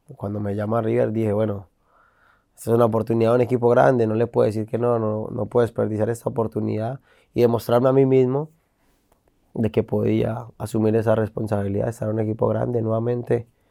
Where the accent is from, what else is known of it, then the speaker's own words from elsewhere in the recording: Colombia; moved away; also born or lived in Argentina; como colombiano